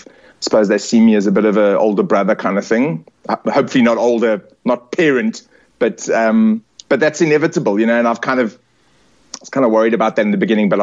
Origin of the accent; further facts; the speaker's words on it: South Africa; I'm South African. And I'm as you can see, I'm very South African. I'm Italian as well. I suppose I'm culturally Italian, but South African in sort of my patriotism.